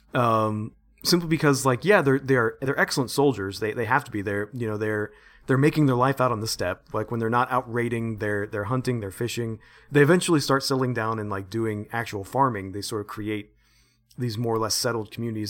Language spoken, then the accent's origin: English; United States; I'm such an American